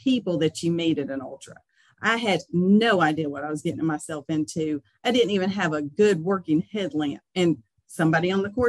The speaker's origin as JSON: {"language": "English", "region": "Alabama", "country": "United States", "tie": "born or raised there", "also_born_or_lived": "North Carolina", "moved": "as an adult", "lives_now": "Lillington, United States", "said": "I was born and raised in Alabama, and I've lived in North Carolina since about 1998."}